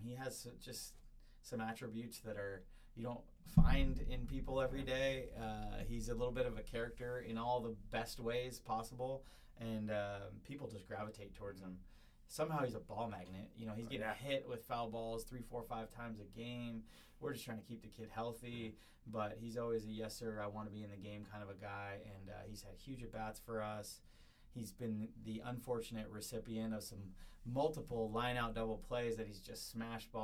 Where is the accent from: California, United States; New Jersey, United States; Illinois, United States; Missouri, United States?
California, United States; right outside of San Francisco, Northern; I grew up in Northern California, right outside of San Francisco